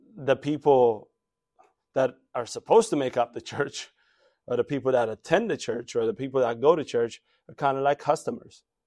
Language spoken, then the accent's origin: English; DMV, United States; When I was growing up around here, by the way, it used to be a suburb